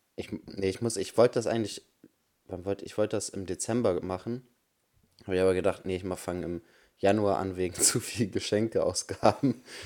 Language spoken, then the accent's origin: German; Germany; bei uns in Deutschland